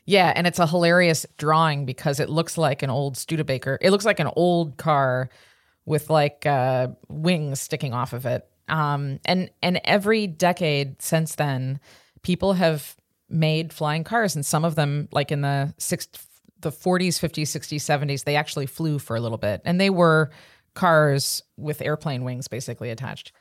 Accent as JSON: {"language": "English", "town": "Chicago", "region": "Illinois", "country": "United States", "tie": "born or raised there", "said": "I grew up in Chicago in the Midwest"}